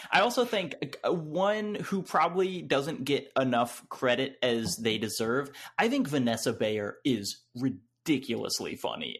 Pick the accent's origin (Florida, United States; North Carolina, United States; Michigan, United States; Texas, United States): North Carolina, United States; I'm from North Carolina.